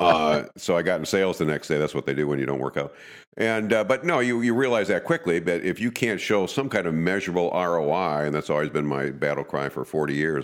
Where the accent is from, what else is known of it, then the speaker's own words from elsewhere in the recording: Madison, United States; I grew up in Madison